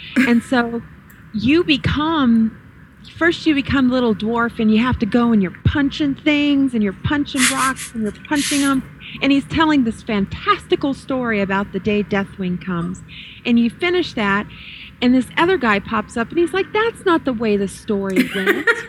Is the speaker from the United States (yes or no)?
yes; the South, United States; I'm from the South. I was born, bred, raised in the South